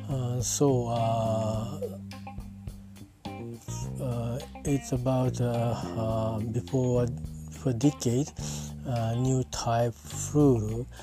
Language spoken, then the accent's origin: English; Japan; I'm talking from Japan at my hometown.